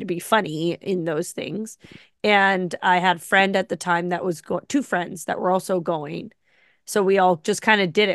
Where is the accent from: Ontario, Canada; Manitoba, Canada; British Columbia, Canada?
Ontario, Canada; Ottawa; moved away as an adult; also born or lived in Carp, Ontario; now in Toronto, Canada; I'm from Ottawa